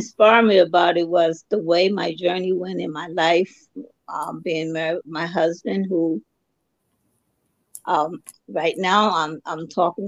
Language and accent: English; Dover, Delaware, United States; I was born and raised in Delaware, Kent General Hospital in Dover